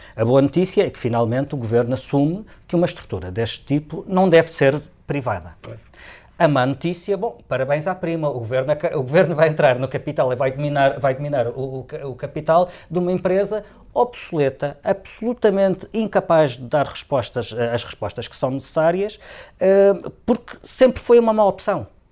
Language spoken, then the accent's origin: Portuguese; Madeira, Portugal